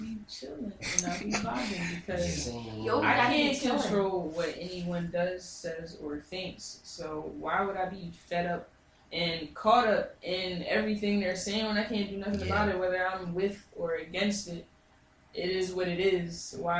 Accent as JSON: {"language": "English", "town": "Philadelphia", "region": "Pennsylvania", "country": "United States", "said": "I'm from Philly."}